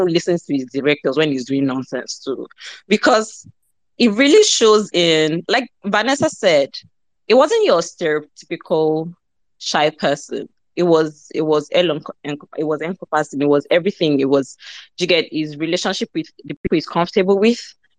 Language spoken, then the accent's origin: English; Accra, Greater Accra, Ghana; I grew up in Accra and I see this kind of buildings all the time.